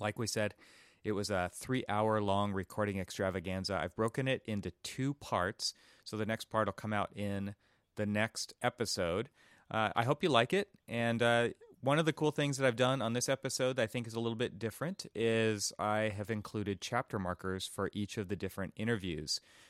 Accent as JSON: {"language": "English", "town": "Los Angeles", "region": "California", "country": "United States", "tie": "born or raised there", "said": "in Los Angeles, my hometown."}